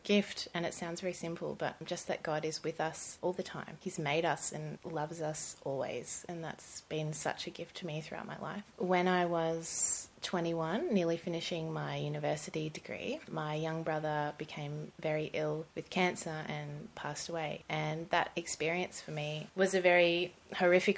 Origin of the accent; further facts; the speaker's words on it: Gold Coast, Queensland, Australia; I grew up on the Gold Coast mainly, sunny Gold Coast, not much winter on the Gold Coast.